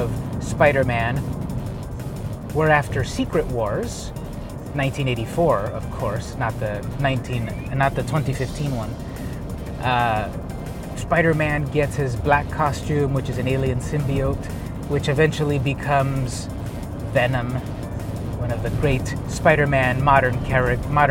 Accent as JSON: {"language": "English", "town": "Imperial Beach", "region": "California", "country": "United States", "tie": "born or raised there", "said": "Omni Comics was located basically where I grew up in Imperial Beach"}